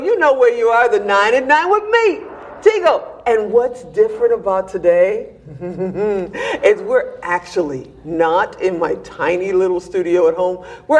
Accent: Chicago, Illinois, United States; I'm from Chicago

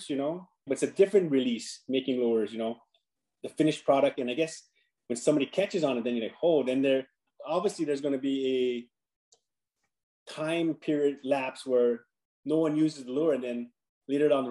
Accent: Hawaii, United States; moved away as an adult; now in Las Vegas, United States; Growing up in Hawaii

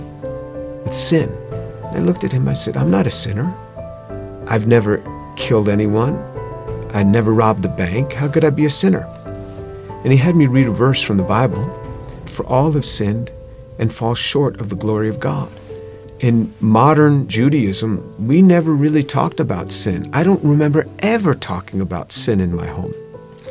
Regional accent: New York, United States; I grew up just outside of New York City

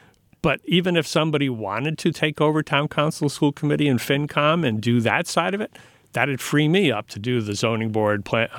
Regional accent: Pawtucket, Rhode Island, United States; also born or lived in New Jersey; Okay, I'll do that. Because I grew up in Rhode Island.

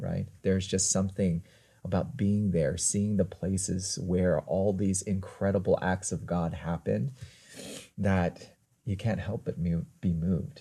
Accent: United States; accent: American; I'm American

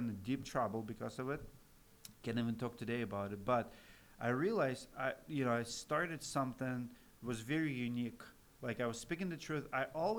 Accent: Siberia, Russia; English is a second language; moved away as an adult; now in United States; I'm Russian American

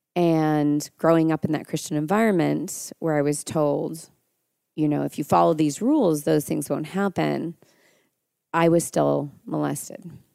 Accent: Mendocino, California, United States; I grew up there

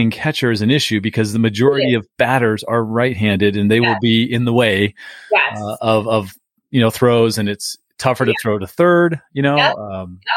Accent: San Diego, California, United States; moved away; I grew up in San Diego for about almost 40 years

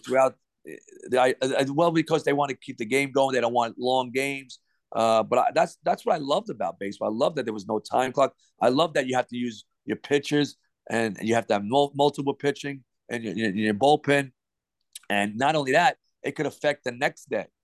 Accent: New York City, New York, United States; moved away; born and raised in Brooklyn, uh, New York.

